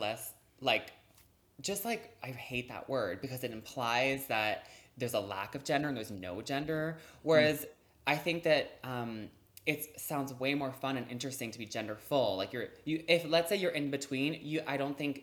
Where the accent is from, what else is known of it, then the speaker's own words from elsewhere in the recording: Montreal, Quebec, Canada; I'm from Montreal, so sometimes it snows at Halloween